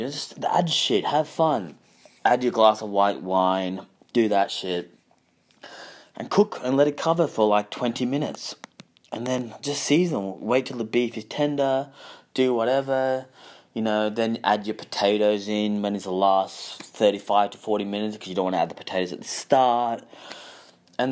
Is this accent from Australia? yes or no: yes; Balaclava, Victoria, Australia; I remember where I grew up in Balaclava